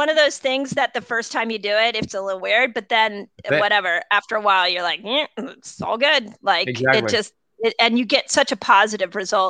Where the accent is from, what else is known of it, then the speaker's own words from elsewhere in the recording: Malibu, California, United States; also born or lived in Sunset Mesa; First thing I have to tell you is I grew up in Malibu. And I grew up in, Lynn, I grew up in Sunset Mesa. I went to Malibu Park Junior High. I went to Webster.